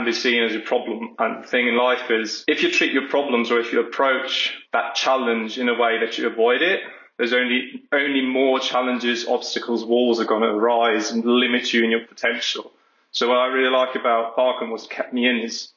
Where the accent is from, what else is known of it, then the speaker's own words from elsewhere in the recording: Germany; I've been living in Germany almost all my life.